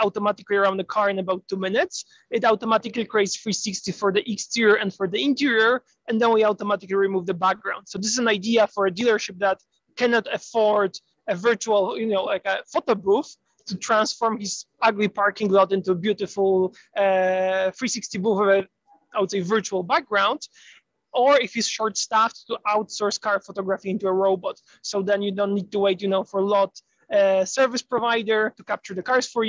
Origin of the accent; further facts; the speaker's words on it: Poland; now in United States; I'm originally from Poland